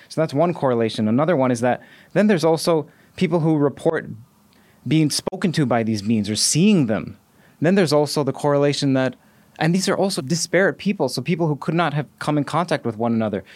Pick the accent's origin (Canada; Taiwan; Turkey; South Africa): Canada; Toronto, Ontario; I'm also from Toronto